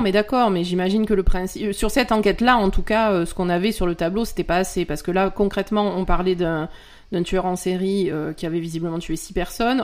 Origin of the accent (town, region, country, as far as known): France